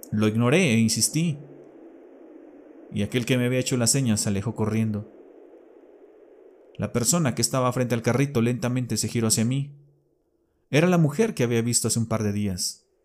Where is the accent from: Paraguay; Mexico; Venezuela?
Mexico; Mexico City; Radico en una de las ciudades más pobladas y grandes del mundo. A mucho orgullo soy chilango.